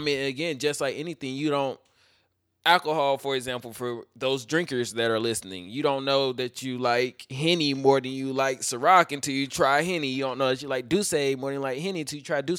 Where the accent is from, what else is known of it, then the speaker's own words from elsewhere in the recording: Fayetteville, United States; I'm from Fayetteville. Fayetteville's small